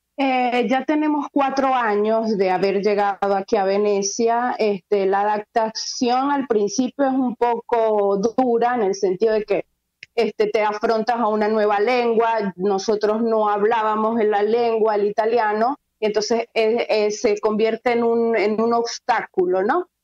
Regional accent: Venezuela; moved away as an adult; now in Venice, Italy; nos tocó elegir salir de Venezuela porque ya no podíamos más

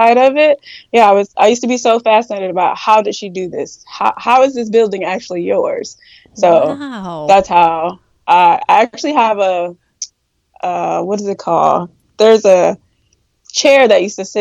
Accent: Apopka, Florida, United States; this is my hometown. I grew up right here in Apopka.

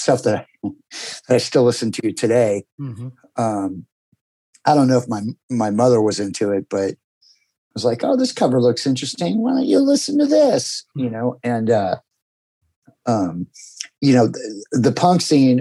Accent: Huntington Beach, California, United States; also born or lived in Arizona; I grew up in Southern California, in Huntington Beach. My family moved here in the early 70s, and I was born in Arizona, but grew up here

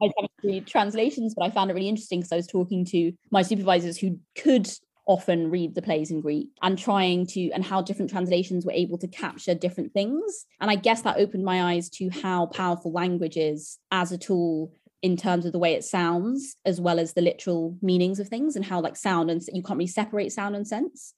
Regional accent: London, United Kingdom; I grew up in Camden

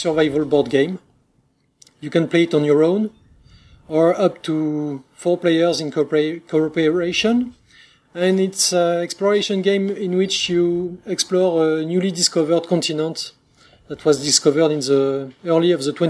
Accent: France; accent: French; English is a second language; we are two guys from France, so obviously we'll have a French accent

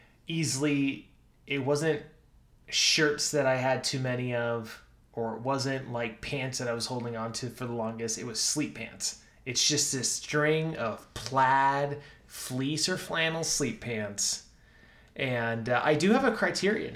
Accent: Minnesota, United States; now in Utah, United States; Growing up in Minnesota

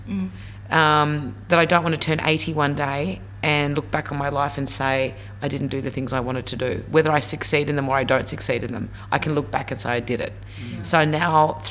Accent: Tasmania, Australia; moved away; also born or lived in Sydney; I grew up in Tassie, you're right, I was the only brown little girl in Tasmania

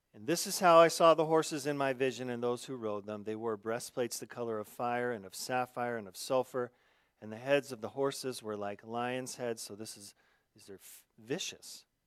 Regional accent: Arizona, United States; growing up in Arizona

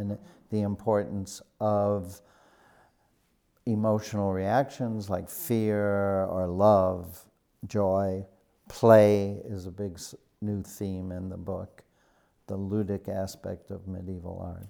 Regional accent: Chicago, Illinois, United States; I was born on the south side of Chicago and grew up there near Midway Airport

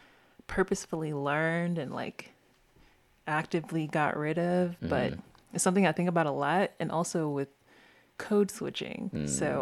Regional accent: the South, United States; And so for me personally, I know I'm from the South.

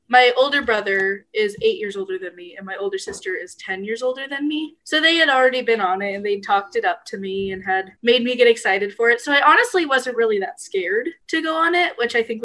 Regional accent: Southern California, United States; I'm from Southern California

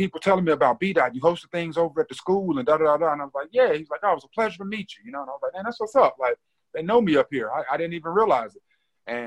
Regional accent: Greensboro, North Carolina, United States; also born or lived in St. Louis, Missouri / Winston-Salem, North Carolina; I grew up in Greensboro

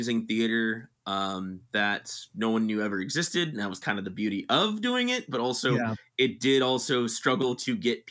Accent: South Bay, California, United States; now in San Francisco, United States; growing up in the South Bay

